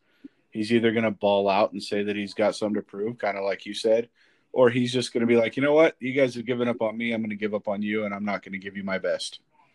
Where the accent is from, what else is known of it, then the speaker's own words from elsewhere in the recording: Seattle, Washington, United States; I'm from Seattle